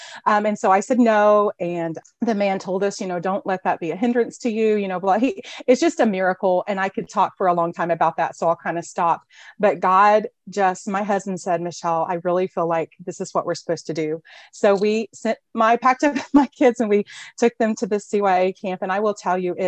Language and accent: English; small rural town outside Tulsa, Oklahoma, United States; I'm from Oklahoma, a little small town, a little rural town outside of Tulsa area